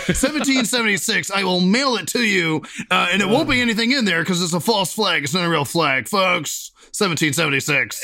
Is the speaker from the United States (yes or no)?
yes; Bexley, Ohio, United States; my hometown of Bexley.